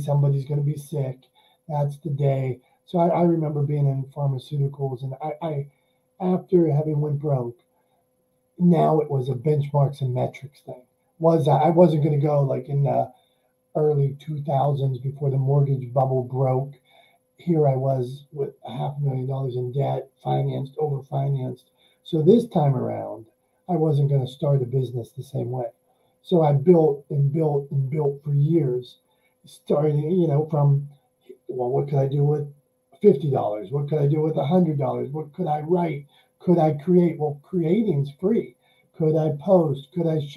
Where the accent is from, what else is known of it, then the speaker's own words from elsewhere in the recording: Pittsburgh, Pennsylvania, United States; I'm from Pittsburgh, Pennsylvania